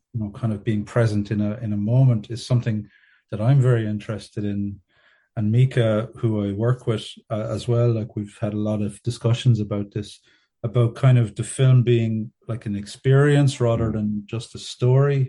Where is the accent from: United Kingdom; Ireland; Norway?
Ireland; Ballyduff, Munster; moved away as an adult; also born or lived in Canada / Dublin; I grew up in North Kerry in a, a small kind of farming community uh, near Ballybunion, a town called Ballyduff or a village called Ballyduff.